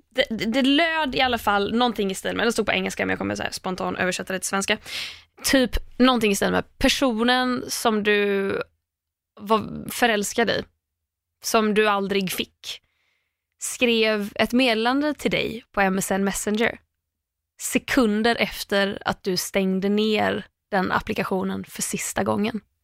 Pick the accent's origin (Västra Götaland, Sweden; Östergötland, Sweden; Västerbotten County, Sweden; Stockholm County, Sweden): Västra Götaland, Sweden; Landvetter; alltså jag kommer ändå från Landvetter.